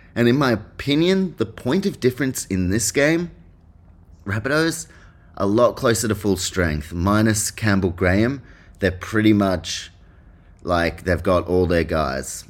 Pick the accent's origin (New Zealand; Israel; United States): New Zealand; I'm from New Zealand, so I'm a Warriors fan